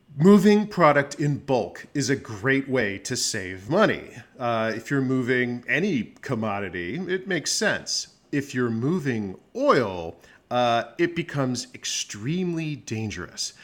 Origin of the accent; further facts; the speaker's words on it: Phoenix, Arizona, United States; moved away as an adult; now in Washington, D.C., United States; I was born in Arizona, Phoenix, Arizona. I graduated from Arizona State University